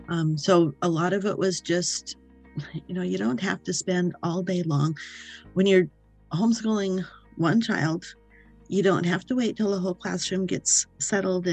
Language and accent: English; the Midwestern states, United States; moved away as an adult; now in Maine, United States; I was raised in the Midwestern states